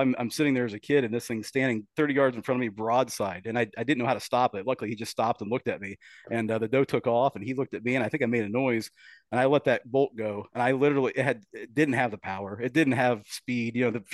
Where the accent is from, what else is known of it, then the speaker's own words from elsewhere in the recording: Killbuck, Ohio, United States; grew up on a farm, Kilbuck, Ohio